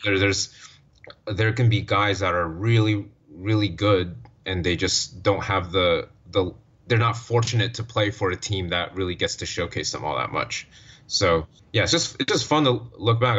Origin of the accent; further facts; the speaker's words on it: Orlando, Florida, United States; I'm, I'm from Orlando.